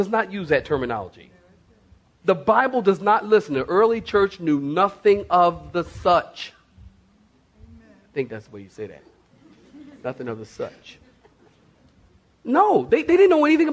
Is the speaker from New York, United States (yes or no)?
no; Philadelphia, Pennsylvania, United States; I was born and raised in Philadelphia.